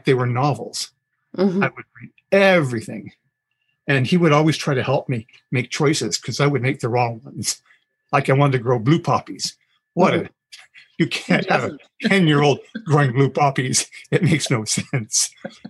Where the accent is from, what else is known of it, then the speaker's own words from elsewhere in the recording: Toronto, Ontario, Canada; moved away; That would be in Scarborough. I'm from Toronto originally